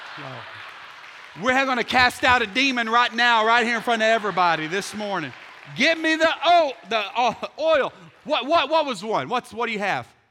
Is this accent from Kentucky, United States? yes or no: no; Texas, United States; I'm from Texas